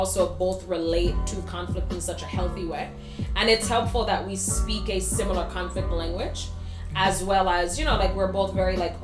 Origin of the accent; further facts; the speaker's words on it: St. Kitts & Nevis; moved away as an adult; now in New York, United States; I was born and raised in the Eastern Caribbean, St. Kitts and Nevis, to be exact